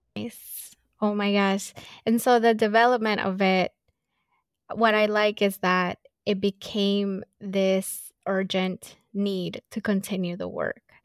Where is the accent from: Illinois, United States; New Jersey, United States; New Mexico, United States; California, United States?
California, United States; Los Angeles; I grew up in South Central